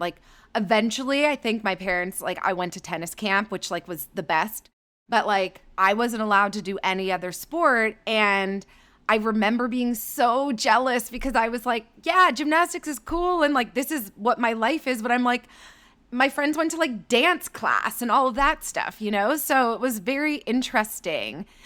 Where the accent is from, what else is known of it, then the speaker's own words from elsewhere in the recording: Thornhill, Ontario, Canada; So I'm Canadian. I grew up outside of Toronto in a suburb called Thornhill